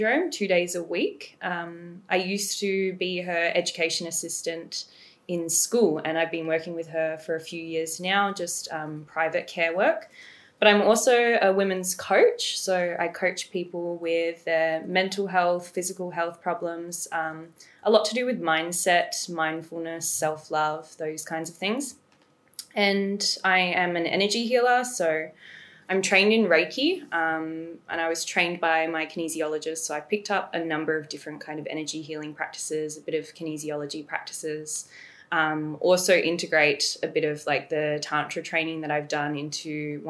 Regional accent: Australia; also born or lived in England; I was actually born in England, but I moved to Australia when I was like 2 years old

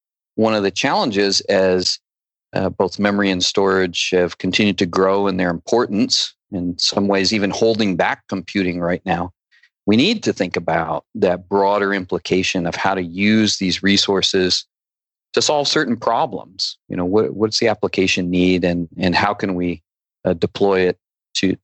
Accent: Binghamton, Endicott, Vestal area, upstate New York, United States; I was right in the middle of the state in the Binghamton, Endicott, Vestal area

